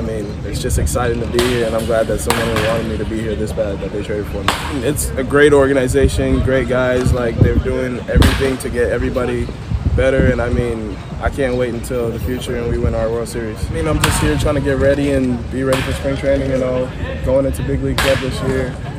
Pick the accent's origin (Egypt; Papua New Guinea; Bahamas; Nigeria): Bahamas; now in Miami, United States; I'm from the Bahamas